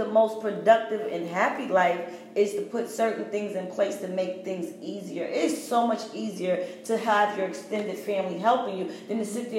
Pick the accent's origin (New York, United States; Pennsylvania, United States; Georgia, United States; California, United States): New York, United States; New York City; I grew up in New York City in the project